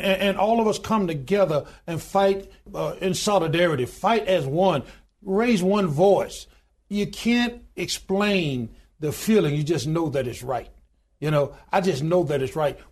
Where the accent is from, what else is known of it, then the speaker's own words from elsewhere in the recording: Goodwater, Alabama, United States; I was born in a little small town in Goodwater, Alabama, population 1,292 today